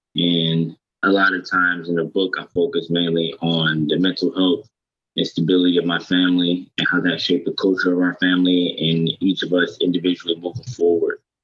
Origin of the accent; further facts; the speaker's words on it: Detroit, Michigan, United States; I'm from Detroit, and I grew up in Detroit